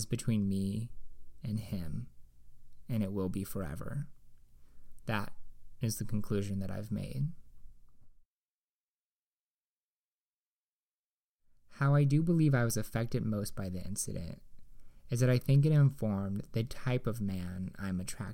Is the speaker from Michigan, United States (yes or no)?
no; Indiana, United States; born or raised there